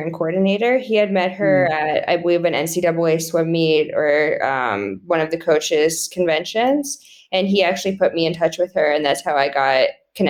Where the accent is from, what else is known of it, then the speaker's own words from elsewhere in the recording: Colorado, United States; moved away as an adult; I grew up in Colorado. I always went home to Colorado for the summer